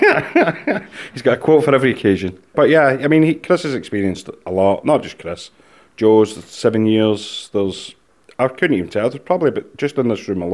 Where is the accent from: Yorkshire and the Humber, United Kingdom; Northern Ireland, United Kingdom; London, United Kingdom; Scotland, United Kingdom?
Scotland, United Kingdom; I'm Scottish